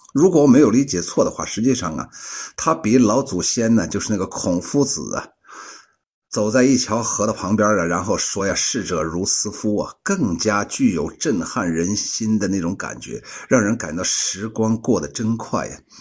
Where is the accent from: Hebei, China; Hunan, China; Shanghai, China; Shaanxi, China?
Shaanxi, China; 我们陕西人呢，都懂这个“魔乱”是啥意思